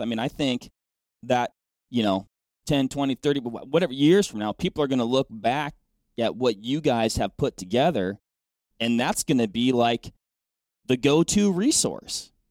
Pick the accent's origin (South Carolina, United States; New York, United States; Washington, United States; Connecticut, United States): Washington, United States; moved away; my home state is Washington